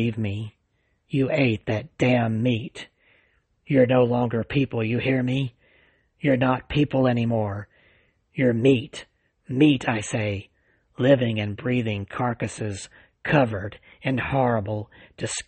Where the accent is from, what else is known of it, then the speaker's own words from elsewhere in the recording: Alabama, United States; right here in my home state of Alabama